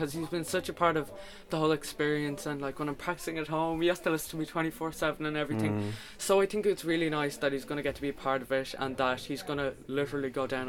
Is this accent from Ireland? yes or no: yes; Wicklow, Leinster, Ireland; I'm from Wicklow, so I'm right beside the coast. We've got beautiful beaches and everything like that.